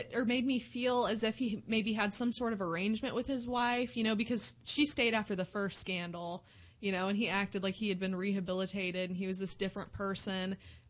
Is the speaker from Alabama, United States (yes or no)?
no; Southern Illinois, United States; also born or lived in Indiana / Southern Indiana; I was born in Indiana, and then I grew up and went to school in Southern Illinois, and then moved back to Southern Indiana. But people don't understand, it's only like 15 miles apart.